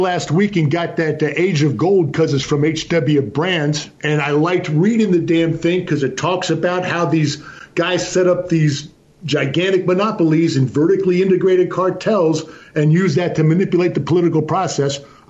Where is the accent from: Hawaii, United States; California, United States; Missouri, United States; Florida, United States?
Hawaii, United States; also born or lived in Massachusetts; now in Texas, United States; I was born there, but I've never claimed Hawaiian as a legitimate.